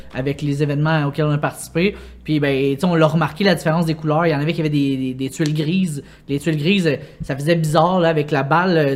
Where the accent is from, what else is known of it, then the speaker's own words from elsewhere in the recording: Longueuil, Quebec, Canada; je viens de Longueuil